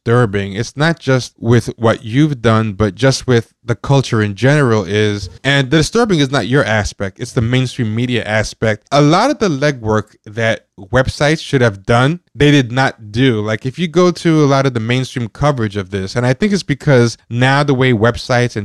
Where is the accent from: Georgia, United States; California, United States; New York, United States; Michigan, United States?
New York, United States; I'm born in America, born in New York, but both my parents are of Haitian descent and are immigrants